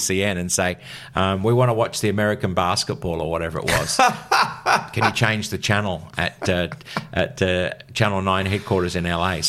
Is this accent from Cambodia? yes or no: no; England, United Kingdom; born there; But then I also realised that I had a British passport and I was born in England, so I was a dual citizen.